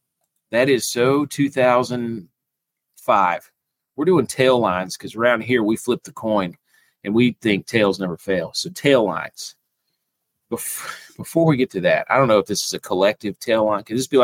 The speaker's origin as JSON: {"language": "English", "region": "Texas", "country": "United States", "said": "It's chorizo, because I'm from Texas."}